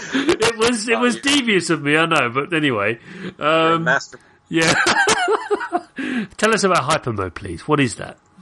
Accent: United Kingdom; I'm British.

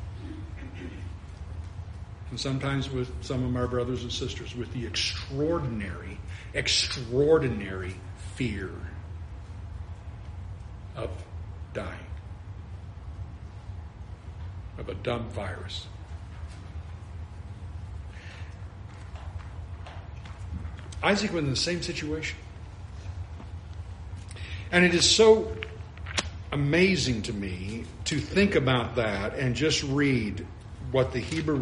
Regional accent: California, United States; now in Florida, United States; You live in this arid desert area where, like where I grew up in California

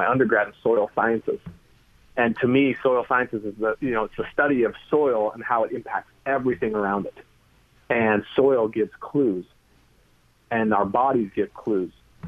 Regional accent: California, United States; born or raised there

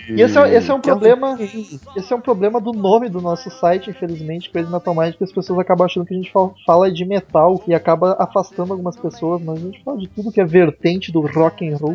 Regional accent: São Paulo, Brazil; tenho 26 anos, me sentindo a tia ouvinte, e sou de São Paulo, capital.

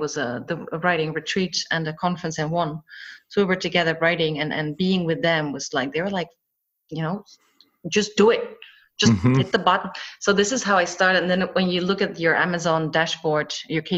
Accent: Netherlands; now in Cyprus; I was born and raised in the Netherlands by a Dutch mother and a Scottish father. I currently live in Cyprus

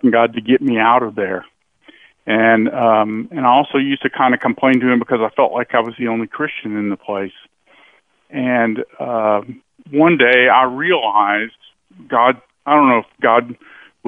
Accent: United States; I was born in America

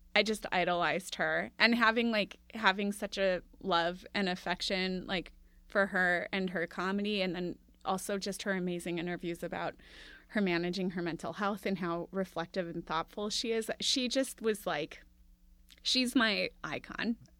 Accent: Minneapolis, Minnesota, United States; I grew up in Minneapolis

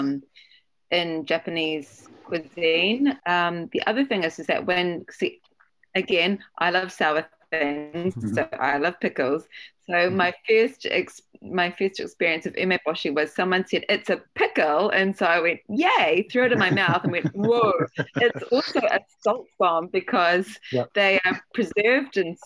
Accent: New Zealand; I'm from New Zealand

